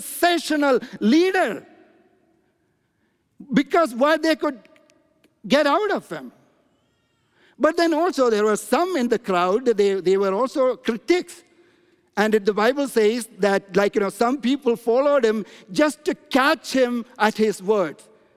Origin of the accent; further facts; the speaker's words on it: India; moved away; I'm from India